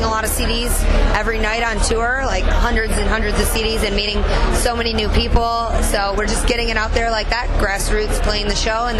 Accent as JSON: {"language": "English", "town": "Detroit", "region": "Michigan", "country": "United States", "said": "we're from Detroit, Michigan. We're a rock band"}